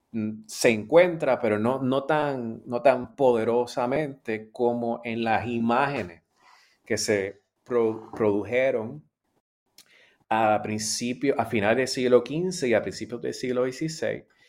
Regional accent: Puerto Rico

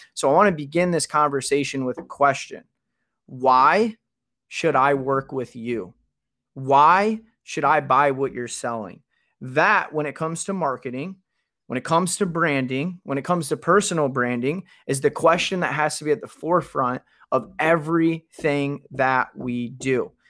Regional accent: Kalamazoo, Michigan, United States; I'm from Kalamazoo. We're both from Michigan

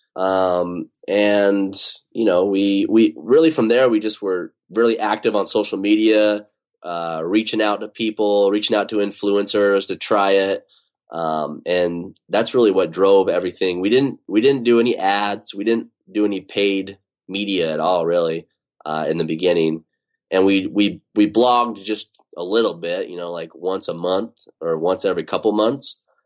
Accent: Utah, United States; now in Bay Area, United States; I grew up in Utah

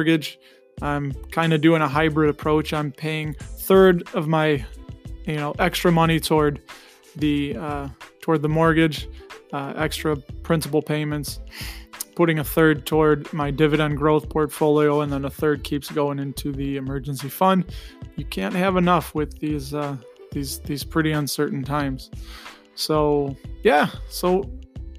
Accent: Chicago suburbs, Illinois, United States; born and raised in the Chicago suburbs. I think you can tell by my accent.

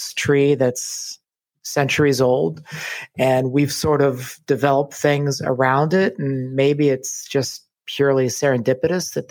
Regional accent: rural West Virginia, United States; I grew up in Appalachia, rural West Virginia

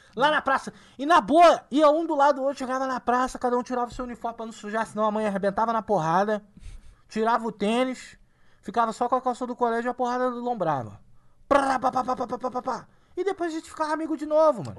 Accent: Rio de Janeiro, Brazil; now in São Paulo, Brazil; sou carioca

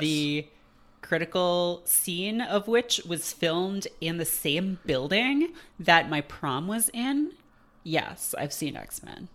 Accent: Canada; born or raised there

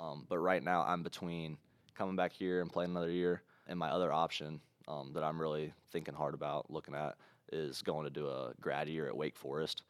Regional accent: Ohio, United States; we're from Ohio

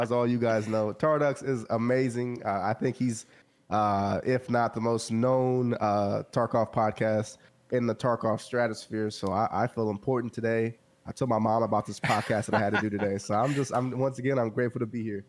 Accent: Central Texas, United States; I grew up in the Central Texas area

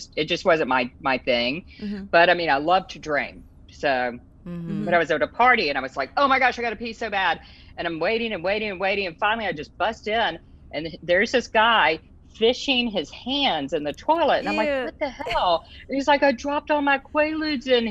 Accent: Louisiana, United States; we're all Coonasses from Louisiana

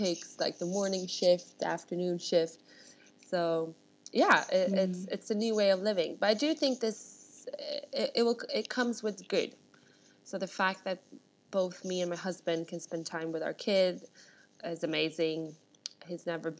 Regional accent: Stockholm, Stockholm County, Sweden; moved away as an adult; now in London, United Kingdom; So I'm born and raised in Sweden, with Russian parents, and I grew up in Stockholm.

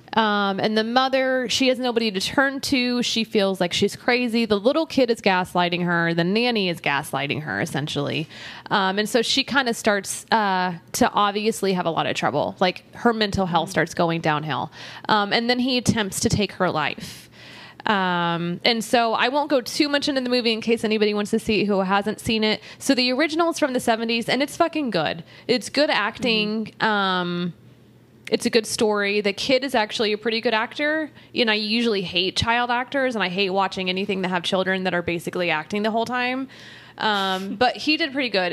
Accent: Texas, United States; we're from Texas

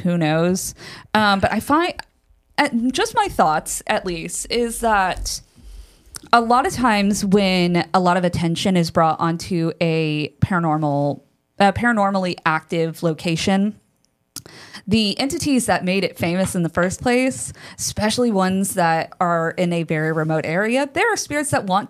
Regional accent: Texas, United States; Now, also, I was born and raised in Texas, as was my mother. So all of these stories happen somewhere in Texas.

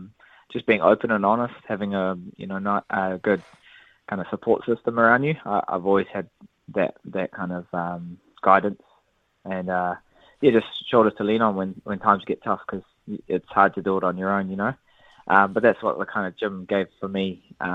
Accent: New Zealand; Yeah, it's something that I've had to kind of deal with, especially being Māori.

